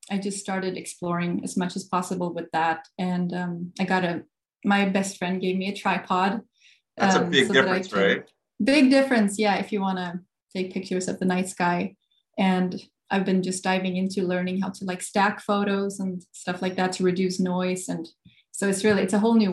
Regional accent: Gothenburg, Västra Götaland, Sweden; moved away as an adult; Uh, Sweden, Gothenburg, Sweden.

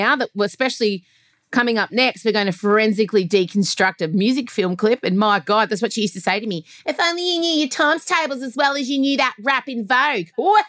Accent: Australia; We say Nas because we're Australian.

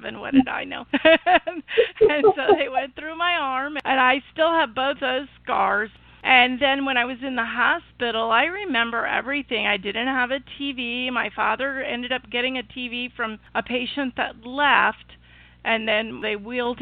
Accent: Illinois, United States; my hometown in Illinois, which is a small town, 100,000 people

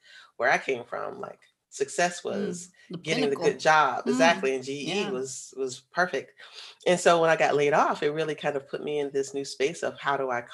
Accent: Florida, United States; moved away as an adult; also born or lived in Atlanta, Georgia; I'm originally from Florida.

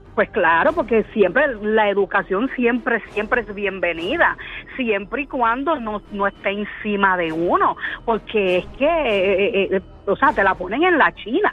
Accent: Puerto Rico; Yo soy puertorriqueña

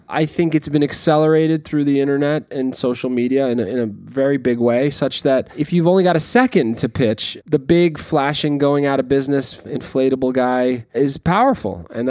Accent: Iowa, United States; I'm from Iowa.

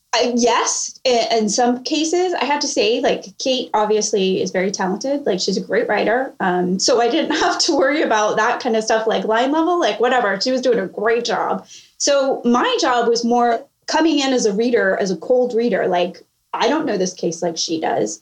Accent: California, United States; moved away as an adult; now in Charleston, United States; I'm originally from California

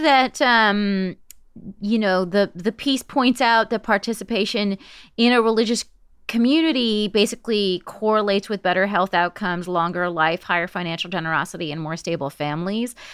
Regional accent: West Coast, United States; I'm from the West Coast.

